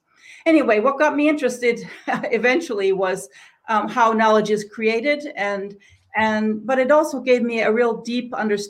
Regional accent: Tanzania; I think my path was a little different than Fatima's, but I grew up in Tanzania. I lived there 15 years

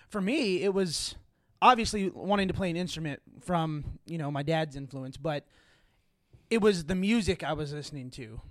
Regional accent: Fort Gibson, Oklahoma, United States; I'm from Fort Gibson, Oklahoma

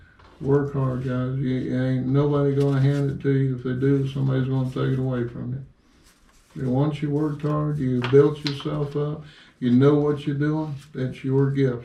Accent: New York, United States; from New York. You don't know how many people I know up the coast.

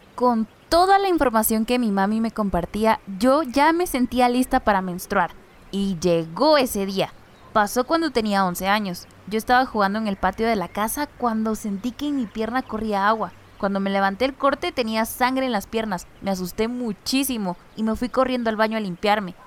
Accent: San Mateo Ixtatán, Huehuetenango, Guatemala; first language Chuj; Spanish is a second language; originaria de San Mateo Ixtatán, Huehuetenango. Soy mayablante chug.

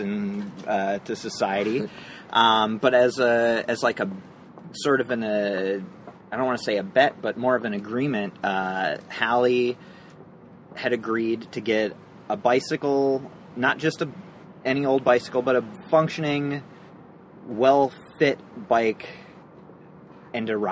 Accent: Minneapolis, Minnesota, United States; moved away; also born or lived in San Francisco; we moved from there to Minneapolis, which is my hometown

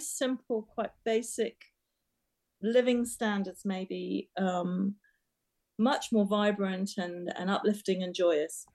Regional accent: Trinidad & Tobago; also born or lived in England; now in United Kingdom; I was born in Trinidad and I spent my formative years in a very colourful, vibrant um, culture. And I then came back to England

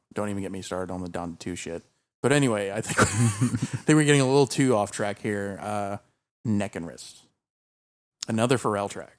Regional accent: the South, United States; we grew up in the South

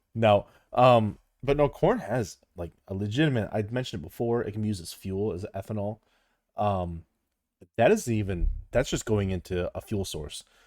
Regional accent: Midwest, United States; it's pop. I'm from the Midwest

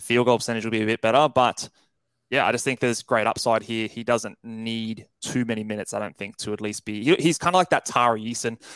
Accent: Australia; As an Australian, obviously we're both Aussies here

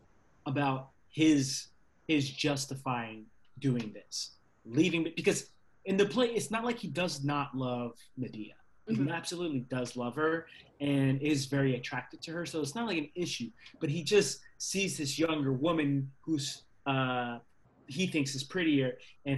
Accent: Virginia, United States; I grew up in Virginia in the South

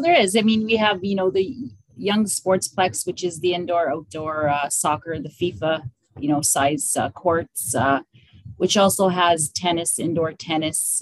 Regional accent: Welland, Ontario, Canada; I lived, born and raised in Welland. I've been here my whole life

